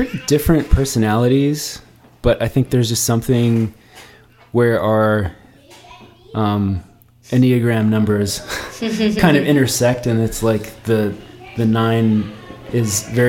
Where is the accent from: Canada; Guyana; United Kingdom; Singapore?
Canada; moved away as an adult; now in Nashville, United States; we are from Canada and you're used to doing things kind of the hard way.